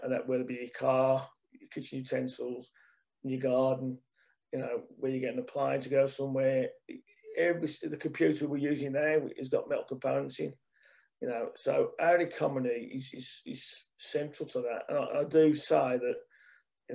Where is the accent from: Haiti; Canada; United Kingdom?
United Kingdom; Birmingham, West Midlands; accent: Brummie; as a Brummie